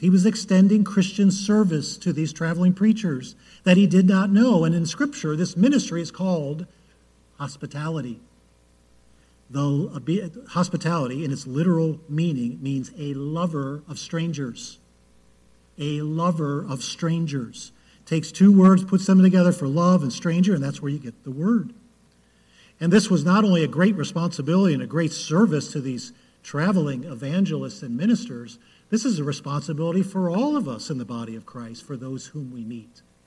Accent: Cleveland, Ohio, United States; I was born in Cleveland

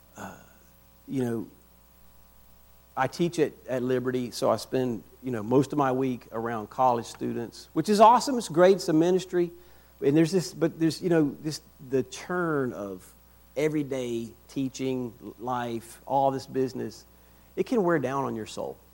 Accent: Rock Hill, South Carolina, United States; moved away as an adult; also born or lived in Northern Virginia; now in Lynchburg, United States; We were originally from South Carolina. I'm from Rock Hill.

